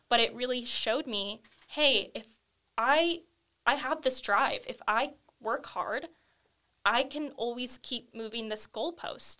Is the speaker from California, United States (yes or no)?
yes; Camarillo, California, United States; I'm born and raised in Camarillo, California.